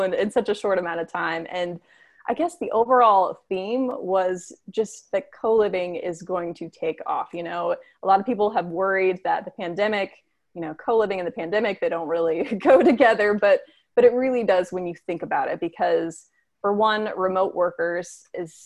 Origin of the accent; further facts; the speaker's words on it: United States; As an American